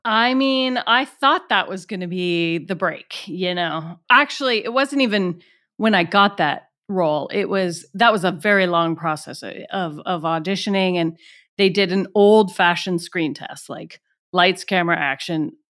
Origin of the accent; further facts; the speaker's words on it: Atlanta, Georgia, United States; moved away; also born or lived in Washington, D.C.; my hometown is Atlanta